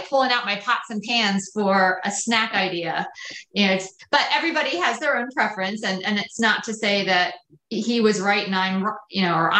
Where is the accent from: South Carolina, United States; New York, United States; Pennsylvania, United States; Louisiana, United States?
Pennsylvania, United States; Lancaster County; I grew up in Lancaster County, so everything was very simple